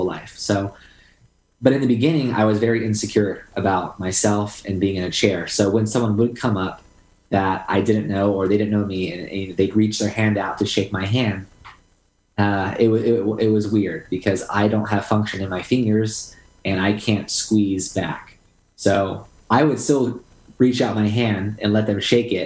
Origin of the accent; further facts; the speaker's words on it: Southern California, United States; I have lived in Southern California my entire life. I grew up going to the beaches